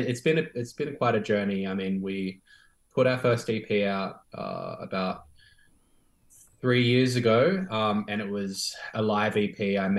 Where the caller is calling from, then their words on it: Sydney, New South Wales, Australia; And I'm tuning in from Sydney, from Gadigal country.